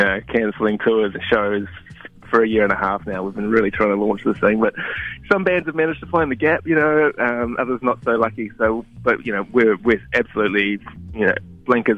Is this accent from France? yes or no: no; New Zealand; moved away; also born or lived in Toronto, Canada / Melbourne, Australia; we're a Kiwi band, right? Three-quarters Kiwi